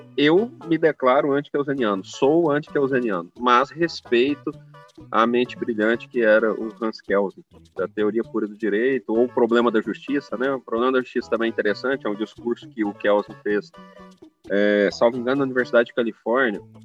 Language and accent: Portuguese; Araguari, Minas Gerais, Brazil; Eu sou de Araguari, Minas Gerais, é uma cidade de 120 mil habitantes aqui no Triângulo Mineiro, Araguari.